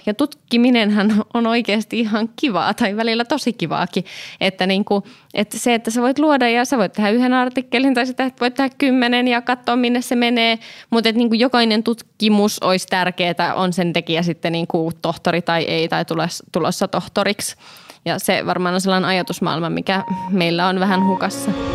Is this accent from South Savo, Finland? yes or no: no; Kouvola, Kymenlaakso, Finland; now in Helsinki, Finland; Nyt meitä on kaksi Kouvolasta.